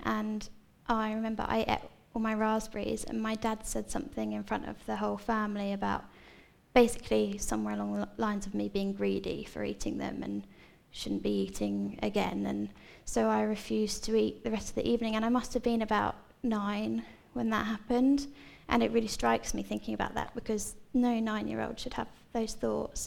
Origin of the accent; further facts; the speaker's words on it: Seaford, South East England, United Kingdom; I'm from Seaford, so I've lived here pretty much my whole life